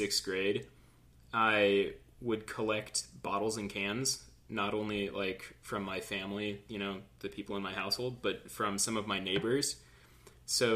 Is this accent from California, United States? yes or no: yes; Southern California, United States; born and raised in Southern California